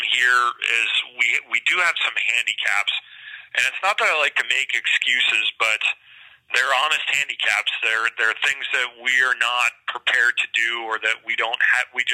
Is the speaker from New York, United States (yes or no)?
yes; Rochester, New York, United States; moved away as an adult; also born or lived in Lowell, Massachusetts / Rockford, Illinois; now in Bakersfield, United States; I'm from Rochester, New York